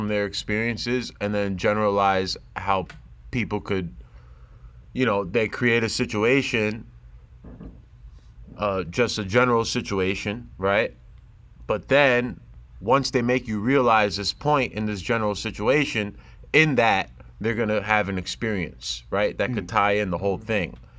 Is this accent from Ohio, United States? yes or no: no; New Jersey, United States; I'm a kid from New Jersey who just happens to be Muslim and Pakistani